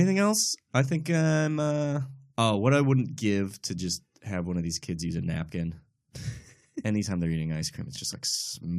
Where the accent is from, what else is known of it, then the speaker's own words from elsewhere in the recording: Massachusetts, United States; now in Los Angeles, United States; I'm from Massachusetts. I live in LA.